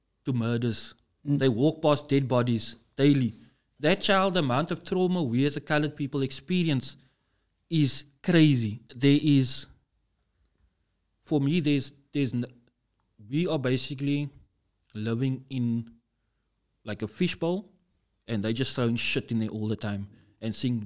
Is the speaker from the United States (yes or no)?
no; Namibia; now in Cape Town, South Africa; I grew up in Namibia